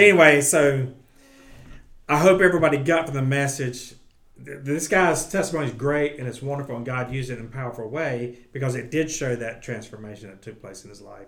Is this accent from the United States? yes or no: yes; Gastonia / Bessemer City area, North Carolina, United States; moved away; I got to go home, stay with my mom and dad, do youth ministry in my hometown